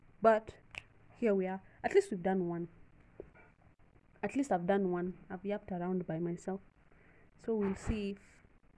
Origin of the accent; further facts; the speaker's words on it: Kenya; we're from Kenya. Kenya in Africa.